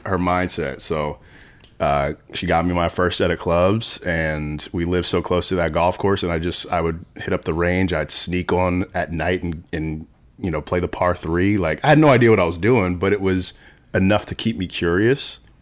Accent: New Jersey, United States; born or raised there

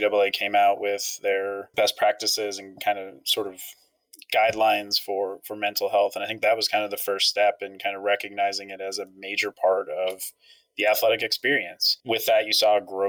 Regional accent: Ashland, Pennsylvania, United States; moved away as an adult; also born or lived in Allentown, Pennsylvania; now in Durham, United States; So I grew up in a very tiny town in central Pennsylvania. Not many people have heard of it. Ashland, Pennsylvania.

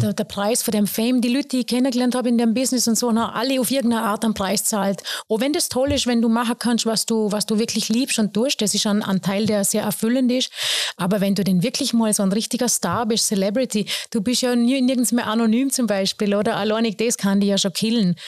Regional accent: Bregenz, Vorarlberg, Austria; also born or lived in Lustenau, Vorarlberg; ich bin ja als Seebrünstlerin aufgewachsen

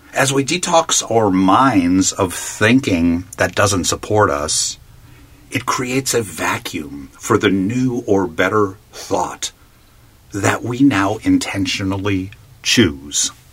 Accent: Palm Springs, California, United States; my hometown of Palm Springs, California

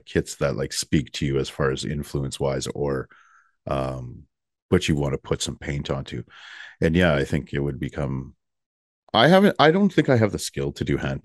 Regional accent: Canada; I'm from Canada.

